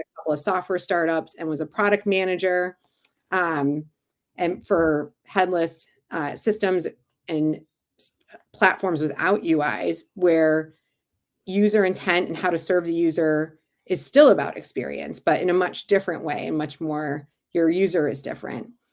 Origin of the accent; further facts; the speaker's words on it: Cleveland, Ohio, United States; back in my hometown of Cleveland